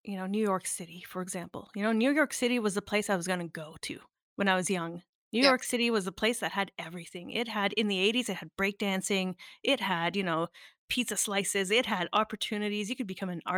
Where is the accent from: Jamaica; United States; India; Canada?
Canada; Northern Ontario; I'm born in Canada, born and raised in Northern Ontario